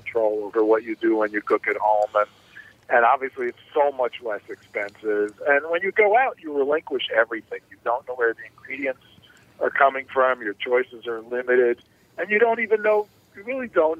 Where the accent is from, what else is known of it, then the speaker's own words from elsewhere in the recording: New York, United States; moved away as an adult; also born or lived in Massachusetts; I grew up in New York